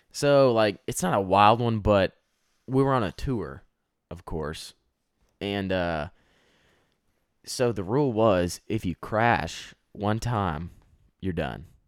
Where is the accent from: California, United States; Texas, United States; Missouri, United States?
Texas, United States; I'm from Texas